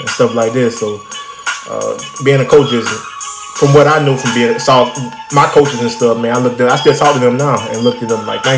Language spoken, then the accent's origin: English; Troy, Alabama, United States; moved away; that's my hometown, Troy. That's where I'm from, my small little town